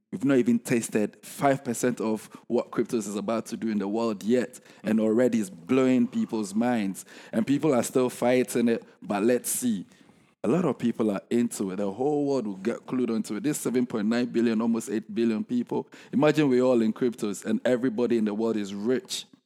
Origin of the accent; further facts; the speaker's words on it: Ghana; I'm from Ghana, right?